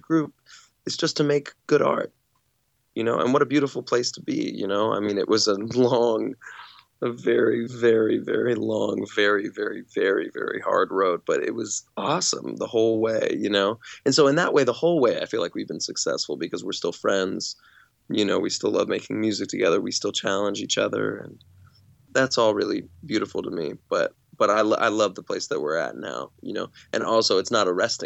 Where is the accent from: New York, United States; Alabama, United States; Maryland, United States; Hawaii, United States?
Alabama, United States; also born or lived in California; when I moved from California to Alabama as a 6-year-old